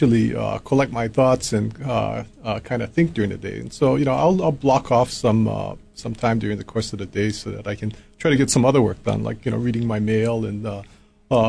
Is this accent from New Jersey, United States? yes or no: no; Lanai, Hawaii, United States; moved away as an adult; when I was growing up in Lanai